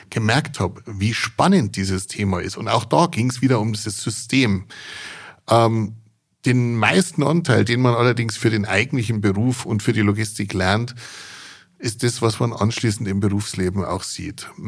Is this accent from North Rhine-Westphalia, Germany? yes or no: no; Bavaria, Germany